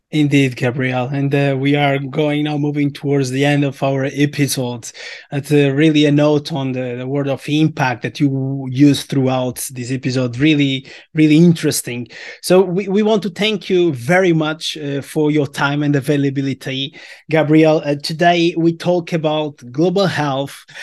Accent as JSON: {"language": "English", "country": "Portugal", "said": "we are from Portugal"}